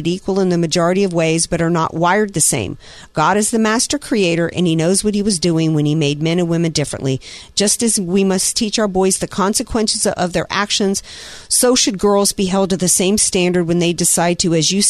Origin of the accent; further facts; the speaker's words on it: Deep South, United States; in parts of the Deep South, where I grew up and where Mama grew up